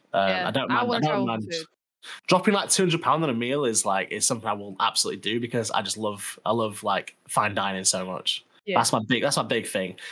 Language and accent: English; Sheffield, Yorkshire and the Humber, United Kingdom; I come from Sheffield where everyone's like quite nice